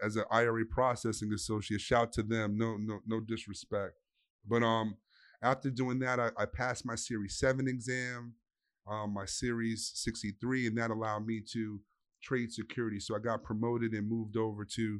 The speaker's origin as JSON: {"language": "English", "town": "New York City", "region": "New York", "country": "United States", "said": "I'm from the Bronx, New York"}